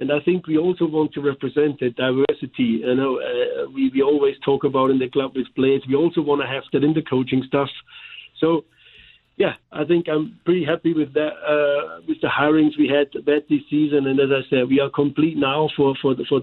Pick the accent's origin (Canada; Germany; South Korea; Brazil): Germany; accent: German; English is a second language; now in St. Louis, United States; here with my German accent.